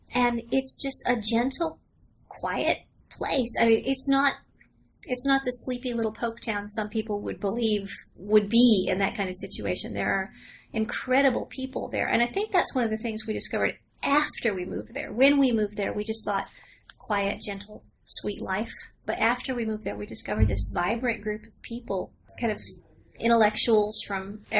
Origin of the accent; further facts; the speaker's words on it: Northeast Tennessee, United States; moved away as an adult; now in Big Stone Gap, United States; I am from Northeast Tennessee